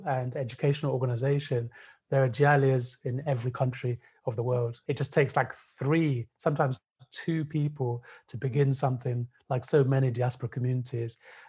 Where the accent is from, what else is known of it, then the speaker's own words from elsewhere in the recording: United Kingdom; for me, being British Sudanese, it provides a really important cultural space